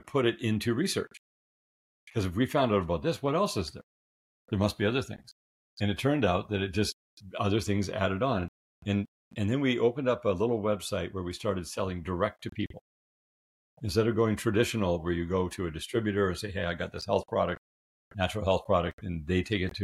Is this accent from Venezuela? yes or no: no; Canada; I'm a Canadian